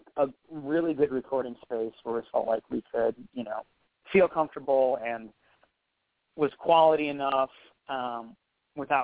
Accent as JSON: {"language": "English", "town": "Detroit", "region": "Michigan", "country": "United States", "tie": "born or raised there", "also_born_or_lived": "Monroe County, Michigan", "said": "I was born and raised in the Detroit metro area."}